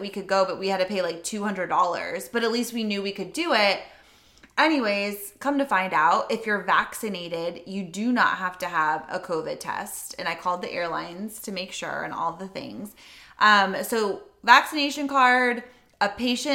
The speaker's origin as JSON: {"language": "English", "country": "United States", "said": "we're obviously American"}